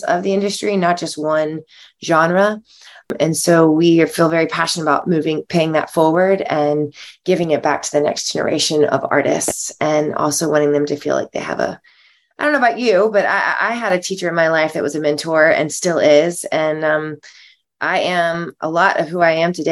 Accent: South Carolina, United States; moved away; also born or lived in Los Angeles; I'm from South Carolina originally.

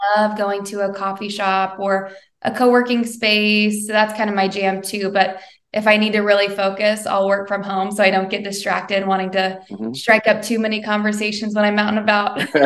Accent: Bedford, Indiana, United States; now in Westfield, United States; I'm a Hoosier gal through and through. I grew up in Southern Indiana, in Bedford, Indiana

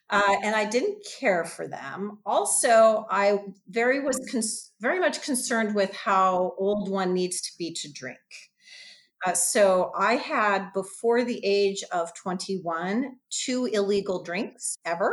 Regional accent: United States; I was an American girl

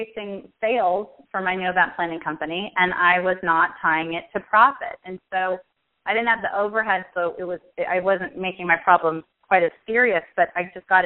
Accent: Pasadena, California, United States; also born or lived in Washington, D.C.; I am from Pasadena in California, and I've lived here my whole life except when I went away to school

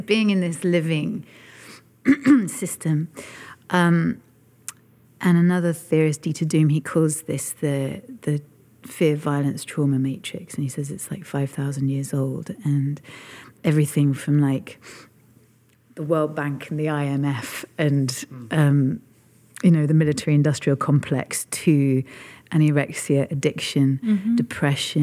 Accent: United Kingdom; in my lifetime as a Brit

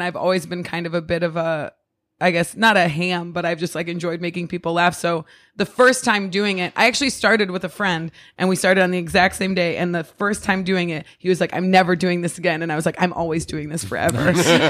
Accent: Ohio, United States; I moved here from Ohio, so I moved here from a city in Ohio, but I grew up in a small town in Ohio.

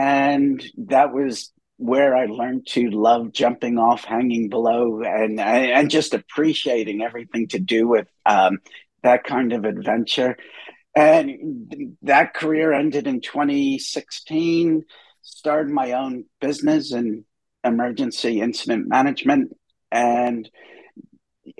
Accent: New York City, New York, United States; moved away as an adult; also born or lived in Dallas; now in New Zealand; I grew up in New York City

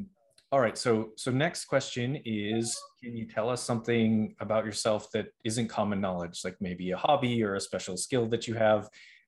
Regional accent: Boston, Massachusetts, United States; I'm originally from Boston, and everybody always asks me why I don't have a Boston accent.

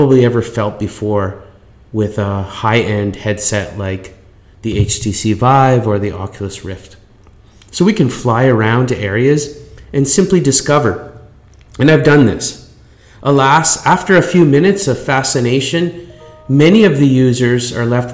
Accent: Canada; I'm Canadian

